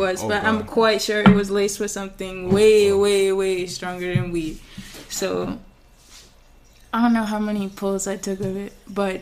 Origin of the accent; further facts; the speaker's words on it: U.S. Virgin Islands; moved away; I'm from St. Thomas, so I go back there in the summers and I reconnect with my family and my friends